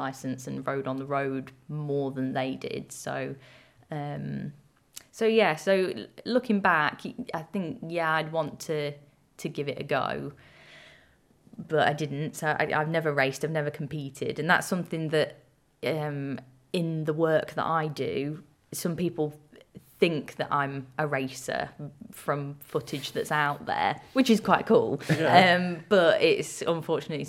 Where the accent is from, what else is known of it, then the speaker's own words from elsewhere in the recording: Lincolnshire, East Midlands, United Kingdom; growing up in the countryside, I'm from Lincolnshire originally